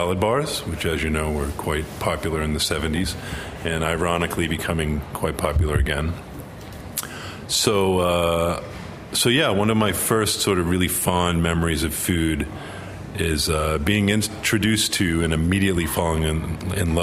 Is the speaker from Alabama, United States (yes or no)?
no; Belmont, Massachusetts, United States; also born or lived in Cambridge, Massachusetts; I'm from Belmont, yes. I spent most of my formative years in Cambridge, in Harvard Square